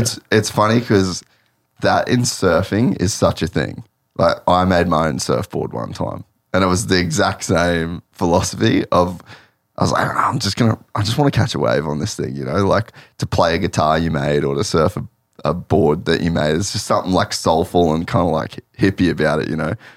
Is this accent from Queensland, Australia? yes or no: yes; Cairns, Queensland, Australia; I grew up in Cairns